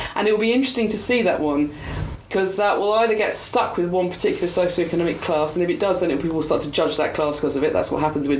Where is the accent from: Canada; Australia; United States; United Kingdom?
United Kingdom; Blackburn, North West England; I am. Yes, I'm northern.